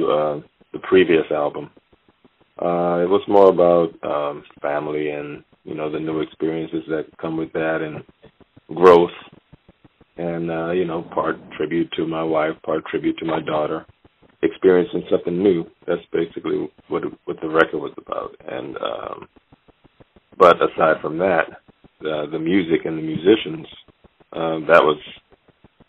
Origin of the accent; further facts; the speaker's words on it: Louisiana, United States; also born or lived in Monroe, Louisiana / Opelousas, Louisiana; I was born in Monroe, Louisiana. I think my father and mother moved to Opelousas, Louisiana